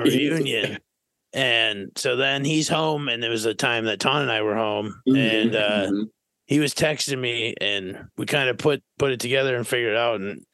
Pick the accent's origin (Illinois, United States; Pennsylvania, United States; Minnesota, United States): Minnesota, United States; Fairmont; moved away as an adult; now in Arizona, United States; I'm from Fairmont, Minnesota